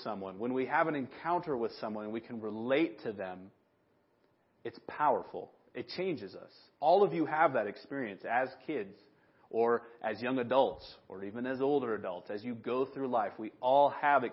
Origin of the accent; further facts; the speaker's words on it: Big Sandy, United States; the blessing and the curse of growing up in Big Sandy is everybody remembers me from when I was a kid